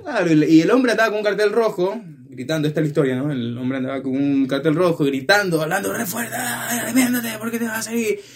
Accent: Ecuador; estábamos en la ciudad de Guayaquil, que es como a una hora de mi ciudad

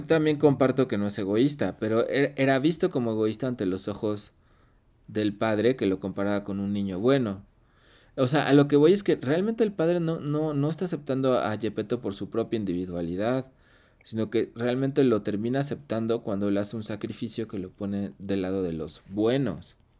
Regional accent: Mexico; siendo mexicano

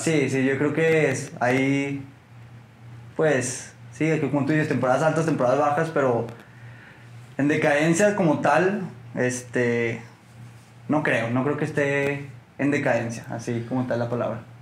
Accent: Torreón, Coahuila, Mexico; soy lagunero, nací aquí, nací en Torreón

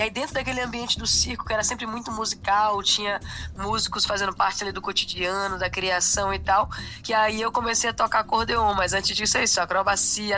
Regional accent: Salvador, Bahia, Brazil; eu sou de Salvador, eu sou da Bahia e … é meu conterrâneo

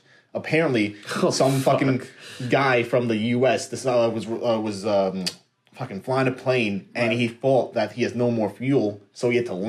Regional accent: New York City, New York, United States; New York

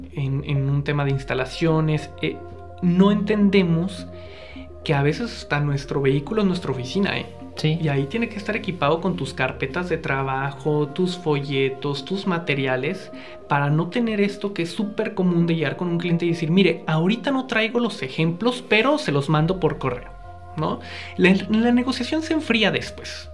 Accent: northern Mexico, Mexico; Yo crecí en el norte de México, soy norteño

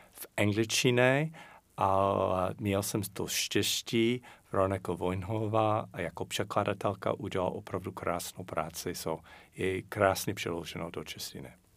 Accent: United States; Czech is a second language; moved away as an adult; now in Czech Republic; A já jako Američan

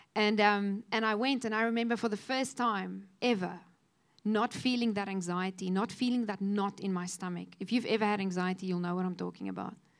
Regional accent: Cape Town, Western Cape, South Africa; also born or lived in Kofinia; we moved from Kofinia into uh, Cape Town, and suddenly there was this huge school with all these children

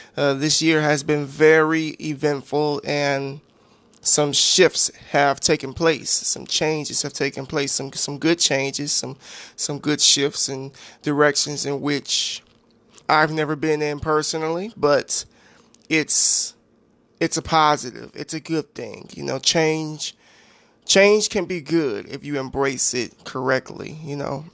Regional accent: United States; I'm an American citizen and I live in this country

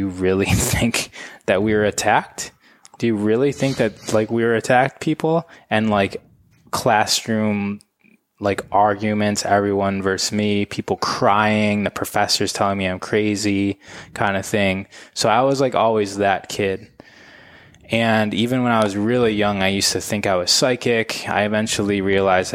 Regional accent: Michigan, United States; moved away as an adult; now in Los Angeles, United States; I grew up in Michigan.

